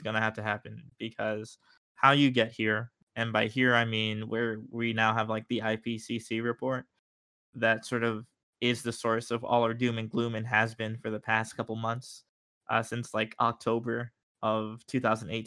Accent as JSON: {"language": "English", "region": "New York", "country": "United States", "said": "I'm from New York"}